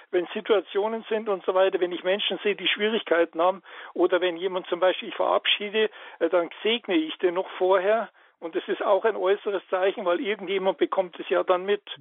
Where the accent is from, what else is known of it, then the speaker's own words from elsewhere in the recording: Ukraine; Ich bin, ich komme aus der Ukraine und ich bin orthodox.